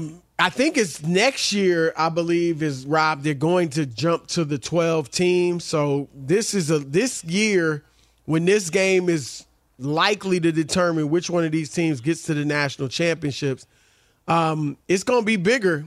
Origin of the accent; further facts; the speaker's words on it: Ohio, United States; You know, I'm from Ohio, but my daughter went to Michigan.